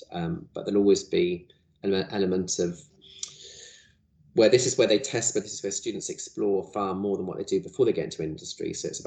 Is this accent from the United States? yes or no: no; North Cambridgeshire, East of England, United Kingdom; I was born in North Cambridshire, so and I went and lived here for a year when I did my Art Foundation course